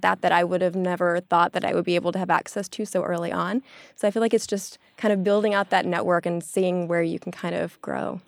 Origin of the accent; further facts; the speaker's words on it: the South, United States; now in New York, United States; I'm from the South